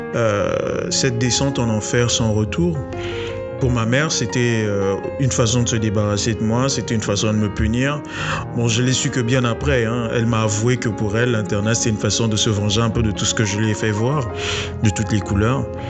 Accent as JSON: {"language": "French", "town": "Brazzaville", "country": "Republic of the Congo", "said": "Il a voulu nous retenir à l'internat, nous interdisant de rentrer chez nous, à Brazzaville, pour aller passer les fêtes avec nos proches"}